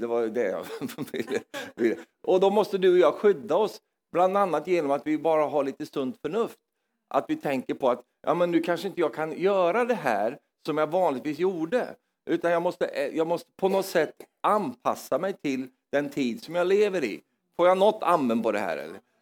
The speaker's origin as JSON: {"language": "Swedish", "region": "Norrland", "country": "Sweden", "moved": "yes", "said": "jag är från Norrland i Sverige"}